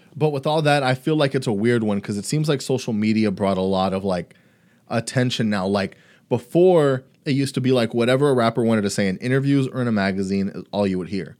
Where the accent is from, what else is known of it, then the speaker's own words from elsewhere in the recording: Brownsville, Texas, United States; I'm from Brownsville